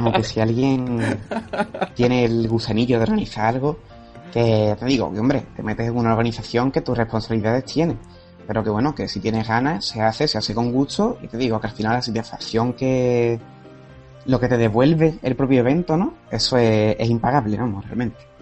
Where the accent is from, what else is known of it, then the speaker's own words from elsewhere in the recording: Cádiz, Andalusia, Spain; Yo soy de Cádiz